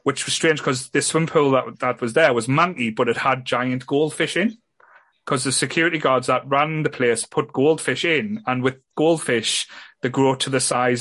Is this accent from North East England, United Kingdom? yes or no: yes; Ryhope, North East England, United Kingdom; I grew up as a kid, I'd say growing up in Raya